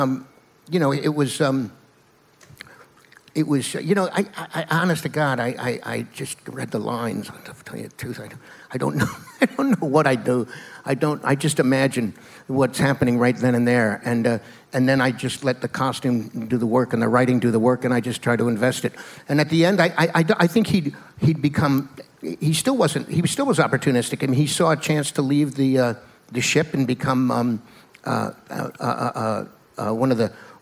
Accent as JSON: {"language": "English", "region": "New York", "country": "United States", "tie": "born or raised there", "said": "I grew up in New York, and I used to go down to the Greenwich Village when I was a young teen"}